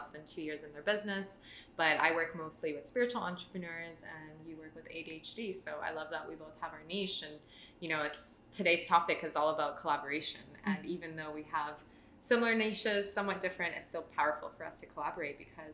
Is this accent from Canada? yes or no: yes; Toronto, Ontario, Canada; moved away as an adult; now in Australia; We're both Canadian, so I'm originally from Toronto